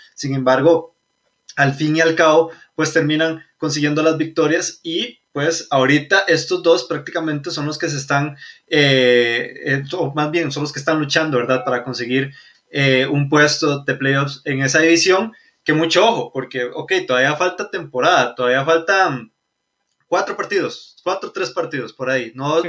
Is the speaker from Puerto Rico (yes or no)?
no; Costa Rica; Somos de Costa Rica.